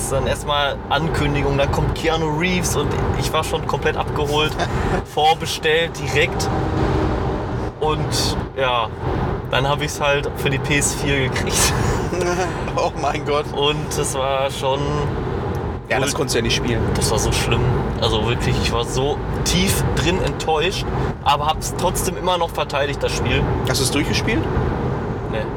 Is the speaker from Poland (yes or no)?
yes; Poland; now in Germany; Ich bin ja Pole.